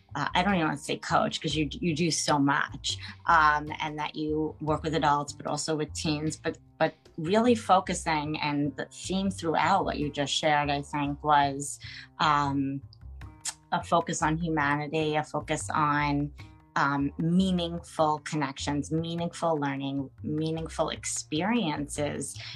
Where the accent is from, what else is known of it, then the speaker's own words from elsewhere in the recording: United States; from the United States, living in New York